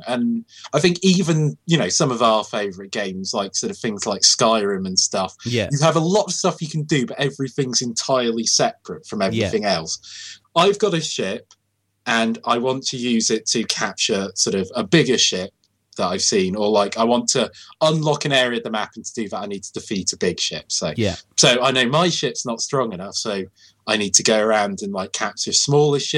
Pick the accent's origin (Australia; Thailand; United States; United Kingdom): United Kingdom; Swansea, Wales; from Swansea, my hometown